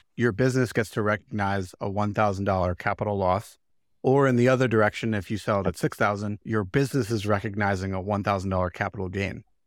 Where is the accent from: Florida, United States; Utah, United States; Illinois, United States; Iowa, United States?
Illinois, United States; Chicago; I'm from Chicago